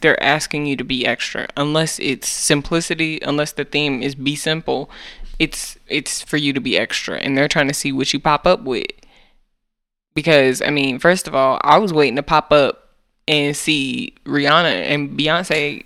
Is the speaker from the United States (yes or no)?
yes; United States; We are American.